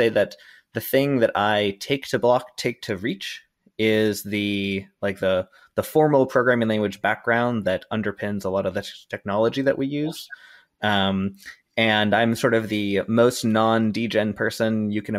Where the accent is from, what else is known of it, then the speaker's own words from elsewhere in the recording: Boston area, Massachusetts, United States; also born or lived in Utah; I am from the Boston area, grew up in a dairy town